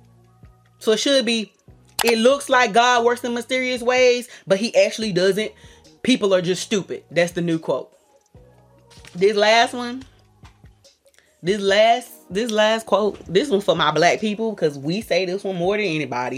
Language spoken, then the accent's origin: English; the South, United States; I'm from the South